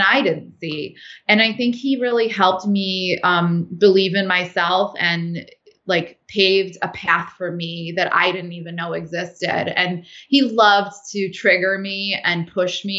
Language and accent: English; United States; I was raised in the United States